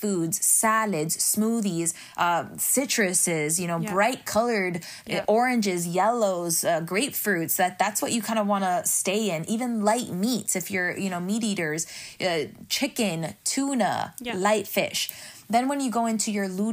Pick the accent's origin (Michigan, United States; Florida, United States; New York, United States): Florida, United States; Miami; I'm from Miami